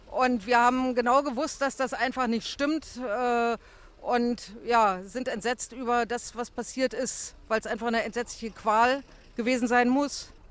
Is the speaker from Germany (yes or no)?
yes; Mecklenburg-Vorpommern, Germany; seitdem ich hierher gezogen bin. Ich stamme zwar aus Mecklenburg, aber bin erst wieder jetzt aufs Land gezogen